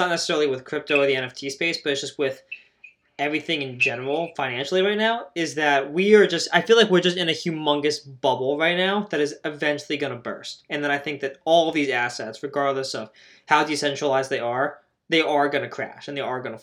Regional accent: United States; we're just both from the United States

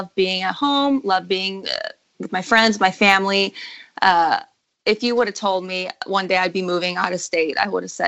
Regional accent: Taylor, Michigan, United States; moved away as an adult; now in Nashville, United States; I'm from Michigan, lived in Michigan all my whole life

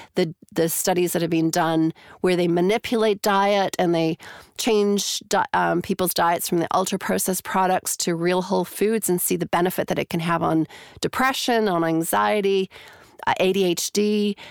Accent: Canada; moved away as an adult; also born or lived in Calgary, Alberta, Canada / Toronto, Canada; now in New Zealand; I'm originally from Canada

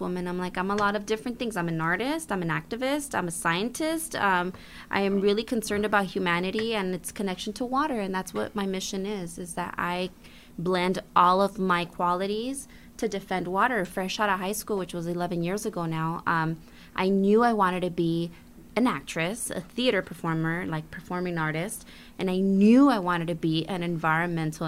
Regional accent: Bell, California, United States; I grew up in Bell

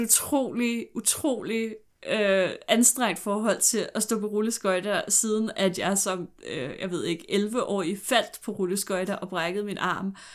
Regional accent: Glostrup, Capital Region of Denmark, Denmark; jeg er fra Glostrup

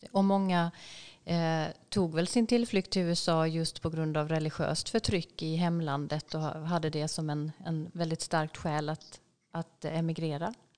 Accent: Sweden; som svensk som kommer från ett väldigt sekulärt samhälle

